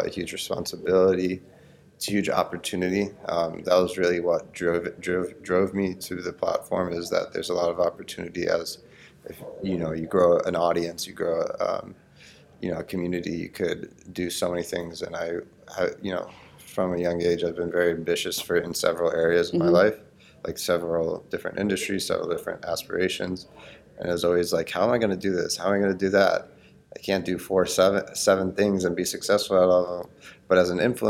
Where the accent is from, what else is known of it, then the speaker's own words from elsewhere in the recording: Cooper City, Florida, United States; I grew up in Cooper City, Florida